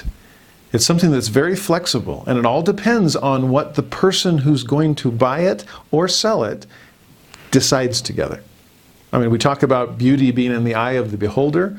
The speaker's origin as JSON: {"language": "English", "country": "United States", "said": "I'm a Westerner. I'm an American, a capitalist"}